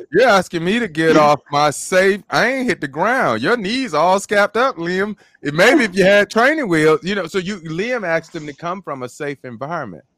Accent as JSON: {"language": "English", "town": "Birmingham", "region": "Alabama", "country": "United States", "tie": "born or raised there", "said": "growing up in Birmingham, Alabama"}